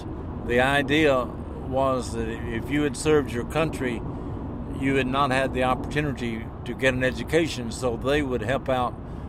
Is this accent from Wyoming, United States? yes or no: no; Smithville, Tennessee, United States; moved away as an adult; I was born in DeKalb County, Tennessee.